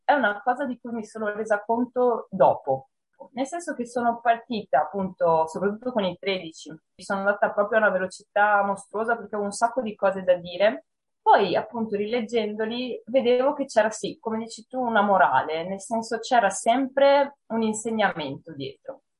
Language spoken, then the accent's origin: Italian; Monselice, Veneto, Italy; la biblioteca del mio paese, che è Monselice